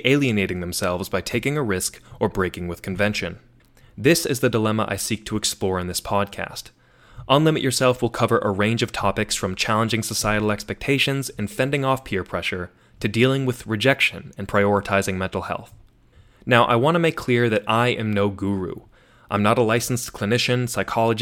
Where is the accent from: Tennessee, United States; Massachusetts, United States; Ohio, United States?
Massachusetts, United States; Tewksbury; moved away as an adult; also born or lived in Syracuse, New York; now in Washington, D.C., United States; I grew up in Massachusetts, and although I moved around a few times, I spent most of my early years in the town of Tewksbury, Massachusetts